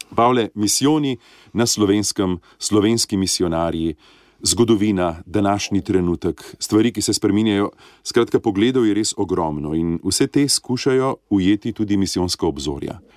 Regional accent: Slovenia; smo Slovenci zelo ponosni na slovenske misionarke in misionarje

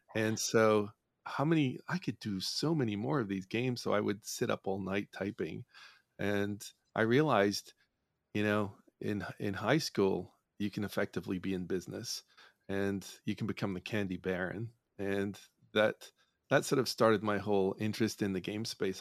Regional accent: Northern Ireland, United Kingdom; I grew up in Northern Ireland

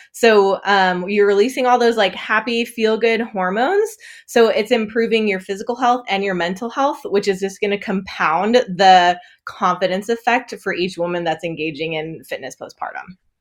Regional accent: northern Wisconsin, United States; moved away as an adult; also born or lived in England / Netherlands; now in Muncie, United States; I grew up in northern Wisconsin, basically Canada

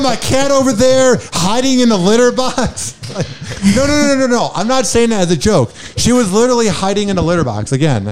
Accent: Chicago, Illinois, United States; now in Tampa, United States; I'm from Chicago

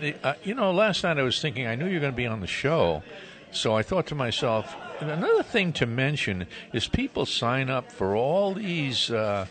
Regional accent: New York City, New York, United States; Since I was born in Brooklyn

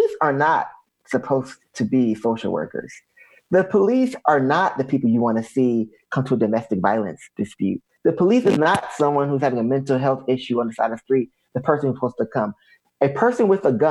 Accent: the South, United States; growing up in the South

